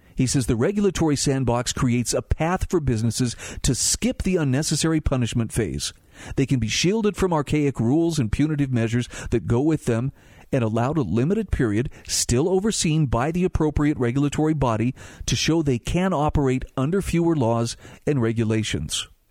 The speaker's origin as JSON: {"language": "English", "region": "Utah", "country": "United States", "tie": "born or raised there", "said": "Utah, my home state"}